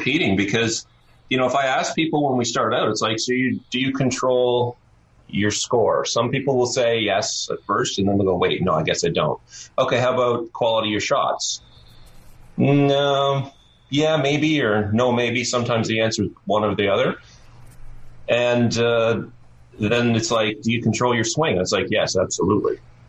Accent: Oshawa, Ontario, Canada; Oshawa, Ontario.

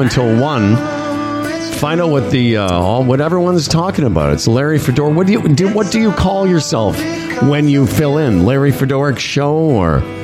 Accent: Moose Jaw, Saskatchewan, Canada; moved away; Tim and I grew up in real, real winter, like where where we grew up in Moose Jaw

